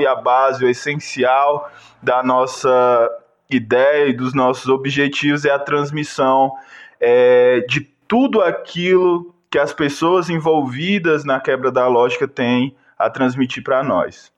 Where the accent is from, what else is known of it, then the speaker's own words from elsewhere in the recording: Fortaleza, Ceará, Brazil; now in Ouro Preto, Brazil; Eu sou de Fortaleza, morei em várias quebradas e hoje estou em Ouro Preto, Minas Gerais